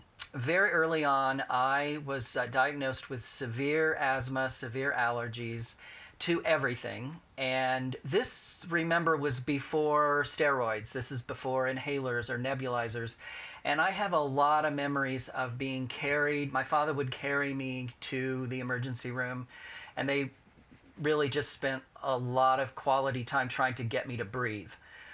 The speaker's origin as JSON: {"language": "English", "town": "Indianapolis", "region": "Indiana", "country": "United States", "tie": "born or raised there", "said": "Indianapolis, yes. In a very small, close-knit family. We actually lived downtown when I was little. And then my parents moved to the west side, the mean streets of Speedway."}